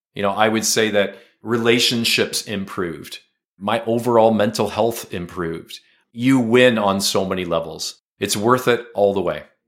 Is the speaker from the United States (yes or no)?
no; Canada; as a Canadian, we're bilingual. We're a bilingual country